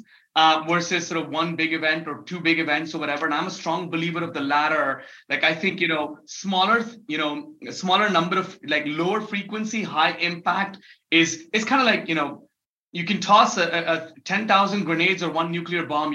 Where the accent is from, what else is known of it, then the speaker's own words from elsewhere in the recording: Mumbai, Maharashtra, India; also born or lived in Dubai / New York; I was born and raised in Mumbai in India